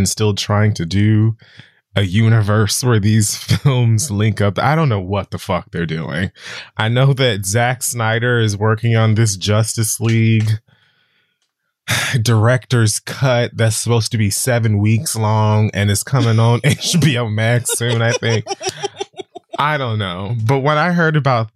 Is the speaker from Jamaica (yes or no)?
yes; Jamaica; moved away; also born or lived in Harlem, New York; as a Jamaican who's lived in Harlem